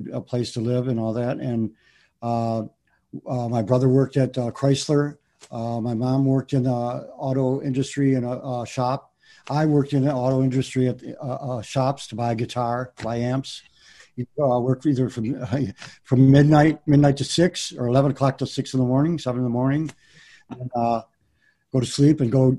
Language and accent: English; Detroit, Michigan, United States; I went to school on the east side, a few different schools, Jackson Junior High, Finney High School